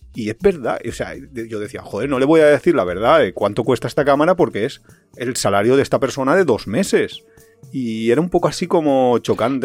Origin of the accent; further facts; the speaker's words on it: Valencia, Valencian Community, Spain; nosotros somos de Valencia